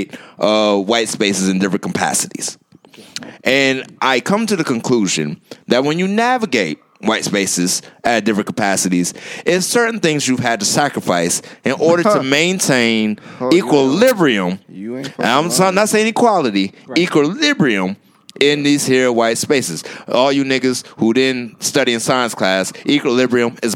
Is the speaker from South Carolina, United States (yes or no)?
yes; Goose Creek, South Carolina, United States; Goose Creek, South Carolina.